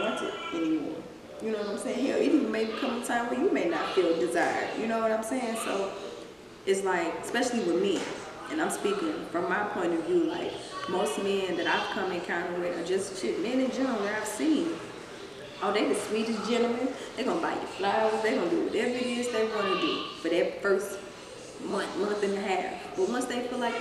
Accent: Missouri, United States; now in Dallas, United States; I'm here in Dallas, and you know, we're from Missouri

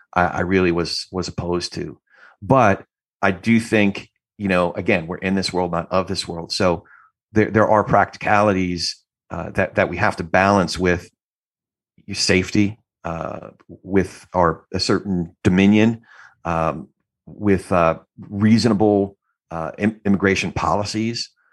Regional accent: New Jersey, United States; I'm from Jersey

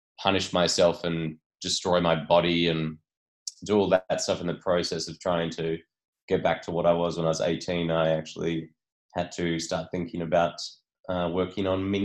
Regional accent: Port Macquarie, New South Wales, Australia; my hometown of Port Macquarie, mid-North Coast, New South Wales

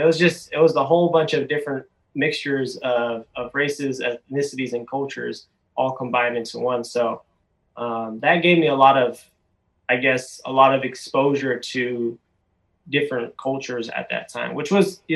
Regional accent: Tukwila, Washington, United States; moved away as an adult; also born or lived in Seattle, Washington / Cambodia; I grew up in Tukwila, Washington, and my parents were very invested in the Khmer culture.

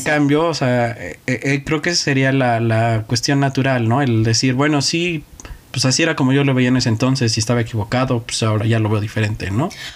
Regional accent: Mexico; Yo como mexicano

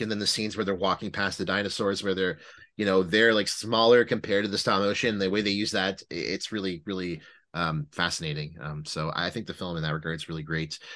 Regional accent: Ottawa, Ontario, Canada; we're all from Ottawa

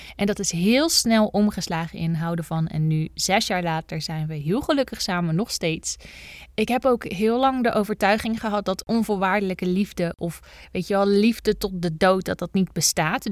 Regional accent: Bergen op Zoom, North Brabant, Netherlands; ik ben geboren in Bergen op Zoom

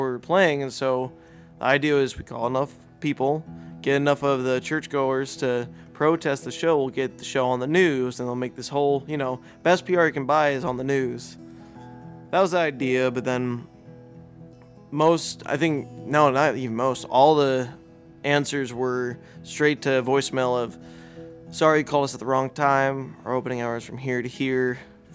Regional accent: Chicago, Illinois, United States; moved away; I'm originally from Chicago, and even when I moved away from Chicago

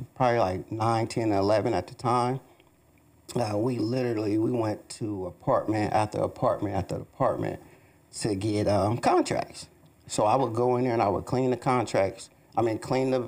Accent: Detroit, Michigan, United States; now in Columbus, United States; I'm from Columbus, Ohio, but I'm originally from Detroit, Michigan. Man, I grew up in the D.

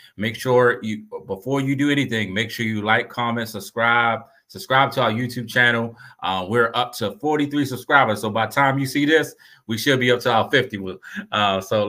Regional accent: Baltimore, Maryland, United States; a product of East Baltimore

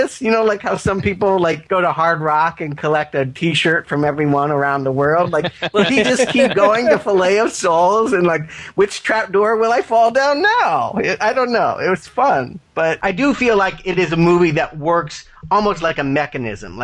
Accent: the South, United States; I do come from the South. I was born in the South

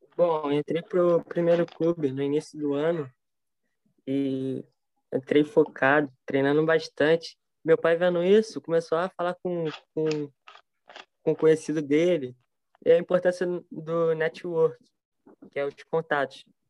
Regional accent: Rio de Janeiro, Brazil; sou do Rio de Janeiro

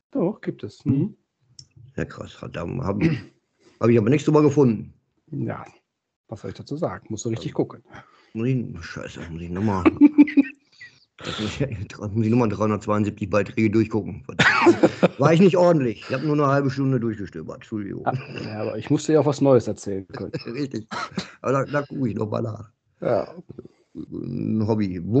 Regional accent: Dinslaken, North Rhine-Westphalia, Germany; Ich bin gebürtiger Dienstlagner, dann weißt du, wo ich herkomme.

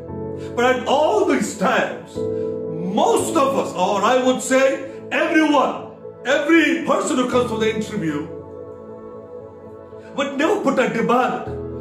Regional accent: Kerala, India; I come from the south of India. My parents, my roots are from Kerala

